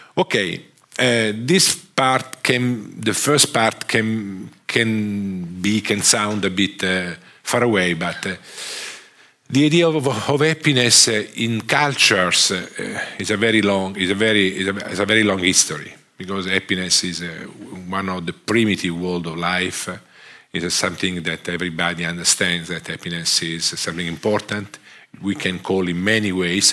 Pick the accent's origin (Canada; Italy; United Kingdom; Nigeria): Italy; accent: Italian; English is a second language; I'm a, an economist from uh, from Italy. I'm Italian. Sorry for my accent